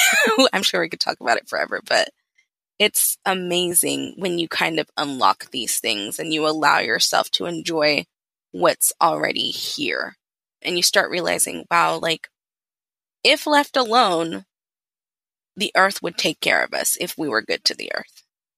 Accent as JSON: {"language": "English", "region": "the South", "country": "United States", "tie": "born or raised there", "said": "And then I grew up in the South. So I went to Baptist Church, Southern Baptist Church."}